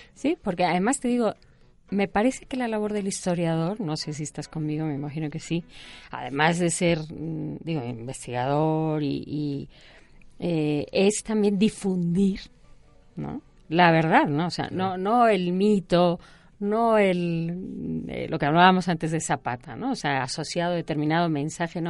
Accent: Spain; yo soy española

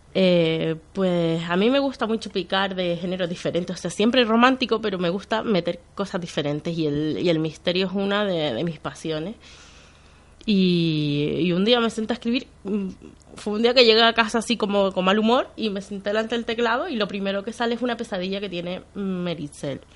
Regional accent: Canary Islands, Spain; also born or lived in Venezuela; Yo soy más canaria que el gofio

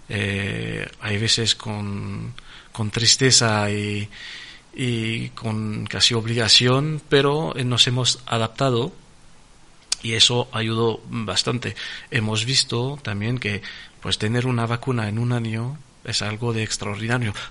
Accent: France; Spanish is a second language; francés, porque soy francés, es mi país de nacimiento, es mi país de, eh, de corazón y soy un un francés a 400%, pero también soy un español.

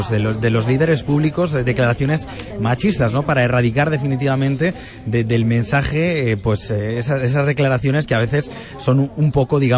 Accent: Toledo, Castilla-La Mancha, Spain; soy toledano

